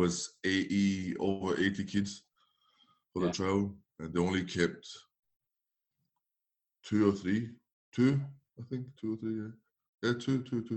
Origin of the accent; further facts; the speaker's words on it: Paris, Île-de-France, France; moved away; I was obviously from Paris